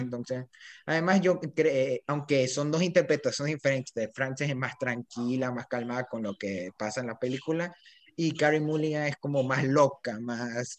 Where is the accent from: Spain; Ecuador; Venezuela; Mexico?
Ecuador; Yo soy de Ecuador